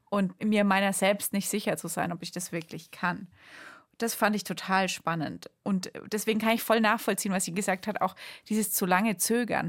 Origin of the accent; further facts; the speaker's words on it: Bamberg, Bavaria, Germany; aus Bamberg kommt, aus meiner Heimat.